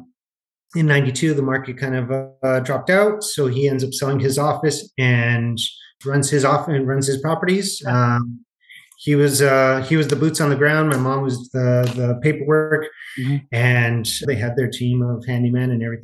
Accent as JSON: {"language": "English", "town": "Los Angeles", "region": "California", "country": "United States", "tie": "born or raised there", "said": "I grew up in Los Angeles"}